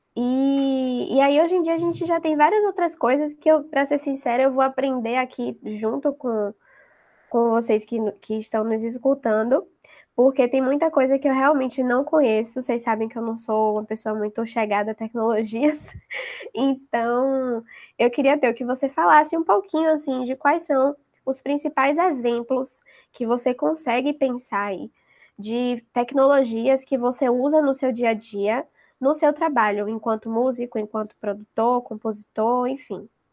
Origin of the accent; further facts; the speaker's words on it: Salvador, Bahia, Brazil; daqui de Salvador, da minha terrinha